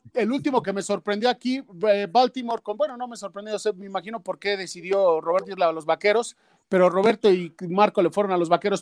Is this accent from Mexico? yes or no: yes; Mexico; nosotros desgraciadamente en México